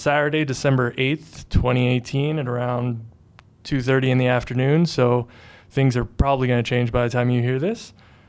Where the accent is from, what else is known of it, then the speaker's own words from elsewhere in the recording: Edmonton, Alberta, Canada; I'm from Edmonton area originally, so I'm traditionally an Oilers fan